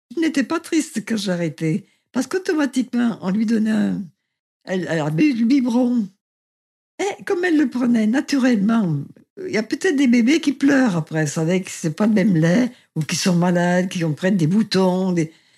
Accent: Saint-Étienne, Auvergne-Rhône-Alpes, France; je suis née à Saint-Étienne le 9 mars

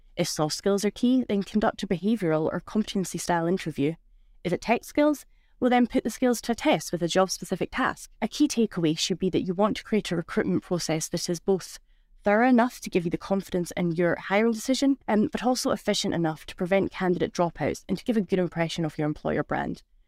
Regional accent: Scotland, United Kingdom; moved away as an adult; now in Switzerland; I'm originally from Scotland, so from the Monroe, North Scotland

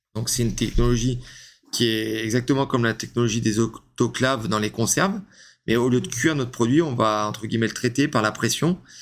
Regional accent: Lyon, Auvergne-Rhône-Alpes, France; now in Cavaillon, France; je suis lyonnais à la base

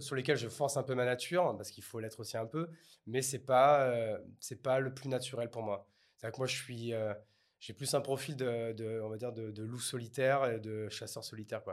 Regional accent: Bordeaux, Nouvelle-Aquitaine, France; Je suis bordelais

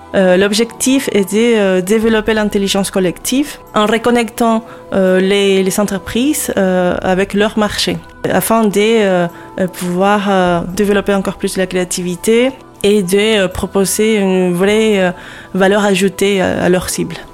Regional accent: Lima, Peru; moved away as an adult; also born or lived in Paris, France; now in Hauts-de-France, France; Je suis née au Pérou, à Lima et euh, j'ai vécu là-bas euh, presque toute ma vie

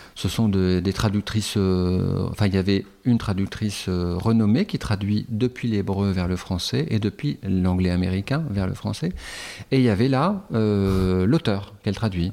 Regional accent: Calais, Hauts-de-France, France; moved away; j'ai passé la moitié de mon enfance à Calais.

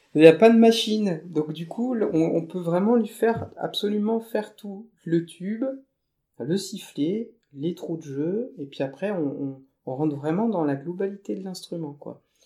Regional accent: Thiérache, Hauts-de-France, France; je suis originaire euh, de la Tirache. donc c'est euh, une, région euh, herbagère

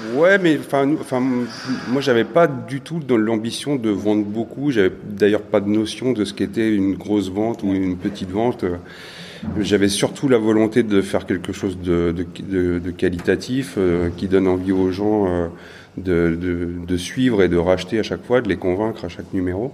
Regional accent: Le Mans, Pays de la Loire, France; moved away as an adult; also born or lived in Paris; now in Bordeaux, France; moi je suis originaire du Mans

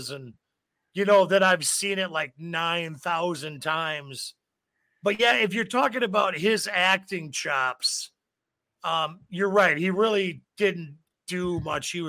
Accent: Janesville, United States; I grew up in Janesville.

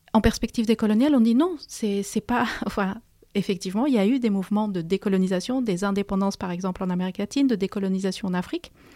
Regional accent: Peru; moved away as an adult; now in France; je suis une immigrée et j'ai passé mon enfance, mon adolescence au Pérou

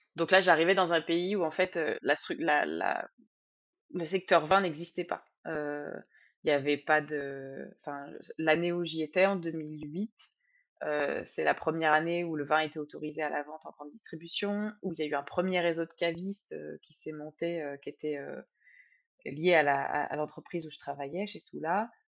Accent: Sologne, southern Loir-et-Cher, Centre-Val de Loire, France; je viens du Loir-et-Cher, au sud du Loir-et-Cher, dans le coin qui s'appelle la Sologne

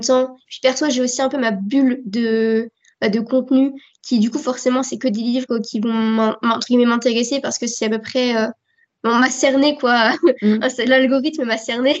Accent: France; accent: French; J'ai un accent français qui se ressent beaucoup

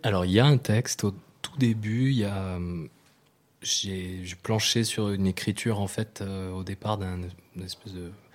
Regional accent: New Caledonia; je suis né en Nouvelle-Calédonie

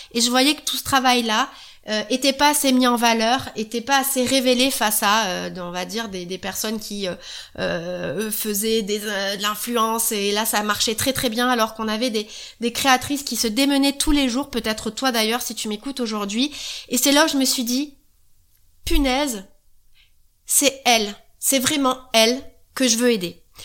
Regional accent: the South, southern France, France; accent: southern; Je suis du Sud, ça peut s'entendre un petit peu. Voilà, on va dire que c'est un « e » de sudiste.

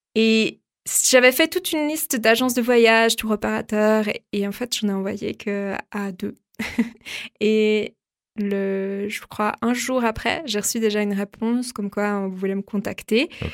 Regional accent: Vaud, Switzerland; also born or lived in Lausanne; je suis lausannoise, mais à la base déjà je viens du Gros de Vaud, enfin dans un petit village

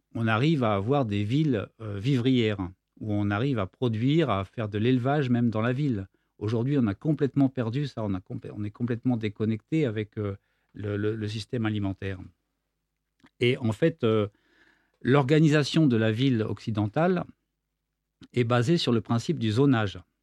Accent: Versailles, Île-de-France, France; now in Nîmes, France; Je suis né à Versailles

